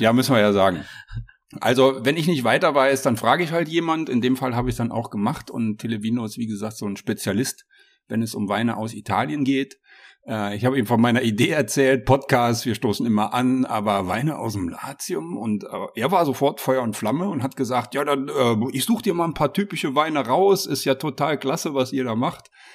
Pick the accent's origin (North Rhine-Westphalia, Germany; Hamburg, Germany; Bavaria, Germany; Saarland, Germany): Saarland, Germany; moved away as an adult; now in Lower Rhine, Germany; ich wohne ja seit 2010 am Niederrhein, aber ich bin ja gebürtiger Saarländer